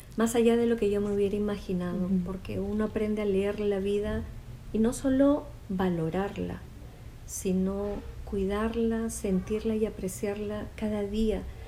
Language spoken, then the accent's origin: Spanish; Peru; Fui la primera psicóloga del programa de prevención y rehabilitación cardíaca en mi país, en Perú.